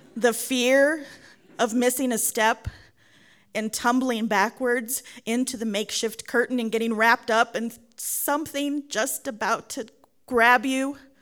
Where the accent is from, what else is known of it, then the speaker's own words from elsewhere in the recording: San Antonio, Texas, United States; now in Dolores, United States; I grew up in San Antonio, Texas, but spent nearly every summer at my grandparents' house in Commerce City, Colorado